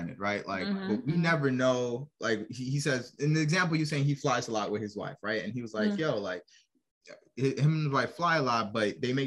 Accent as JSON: {"language": "English", "region": "New York", "country": "United States", "moved": "yes", "lives_now": "Norfolk, United States", "said": "We're from New York, but right now we're located in Norfolk, Virginia."}